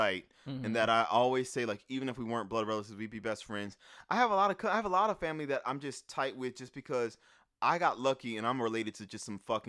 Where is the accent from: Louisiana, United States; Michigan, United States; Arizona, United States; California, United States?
Louisiana, United States; New Orleans; growing up in New Orleans